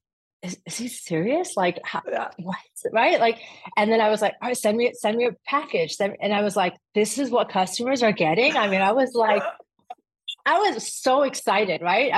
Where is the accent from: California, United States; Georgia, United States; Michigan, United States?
California, United States; Orange County; also born or lived in Atlanta / Afghanistan; I went to UCLA, so I'm originally from Orange County